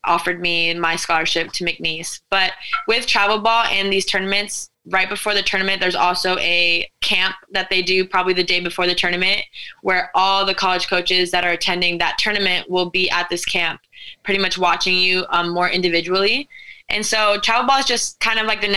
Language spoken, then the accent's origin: English; Modena, Emilia-Romagna, Italy; So, Italian, and I am from Modena, Italy, which is in the middle, pretty much the middle part of Italy